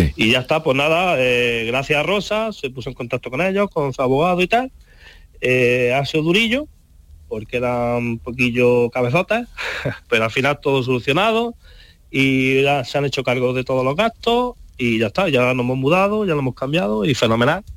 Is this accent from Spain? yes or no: yes; Andalusia, Spain; now in Madrid, Spain; yo soy andaluz